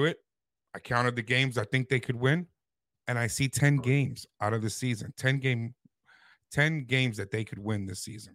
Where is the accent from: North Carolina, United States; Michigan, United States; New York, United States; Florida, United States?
New York, United States; New York City; when I was growing up in the Bronx